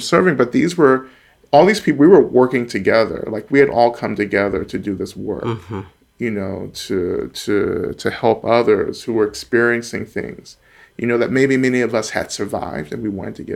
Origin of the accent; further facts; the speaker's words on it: North Georgia, United States; now in Boston, United States; I'm originally from Georgia, North Georgia, and near, you know, one of the staging sites for the Trail of Tears. So I grew up in, you know, a small Black community in North Georgia